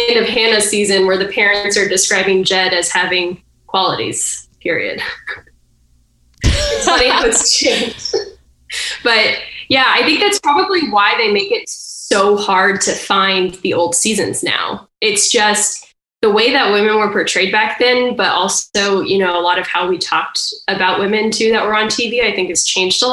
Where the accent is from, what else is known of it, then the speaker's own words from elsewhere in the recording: Austin, Texas, United States; moved away as an adult; also born or lived in Arizona / Brazil; now in Massachusetts, United States; I was born in Arizona, moved to Texas when I was 2, 3. Spent most of my life in Texas